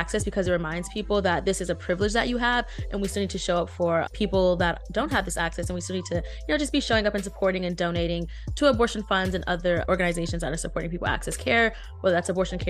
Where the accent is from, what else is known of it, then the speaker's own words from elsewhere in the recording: Texas, United States; also born or lived in Louisiana; now in California, United States; I'm currently living in California, which is known as a reproductive freedom state, but I went to undergrad in Louisiana and I'm from Texas, which are two states that do not have abortion access.